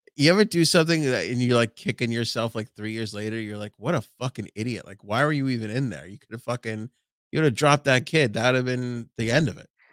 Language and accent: English; New York City, New York, United States; Howard Beach.